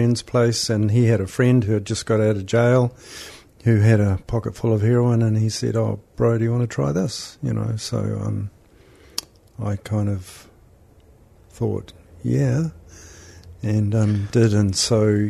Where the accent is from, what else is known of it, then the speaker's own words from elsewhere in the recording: Auckland, New Zealand; I was born in Tamaki Makaurau, youngest of five